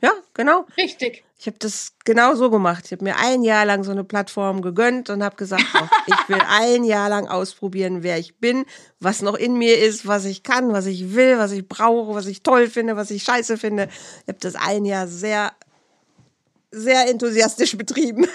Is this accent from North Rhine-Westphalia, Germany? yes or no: yes; near Bielefeld and Herford, North Rhine-Westphalia, Germany; Leute aus meiner Heimat werden es kennen. Das ist in der Nähe von Bielefeld und Herford